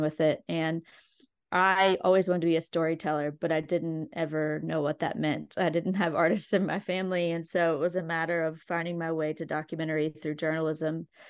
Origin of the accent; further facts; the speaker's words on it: Logan, West Virginia, United States; also born or lived in Abingdon, Virginia / Charleston, West Virginia / Nicholas County, West Virginia; I was born in Abingdon, Virginia, and grew up in, um, m, mostly Logan and near Charleston, West Virginia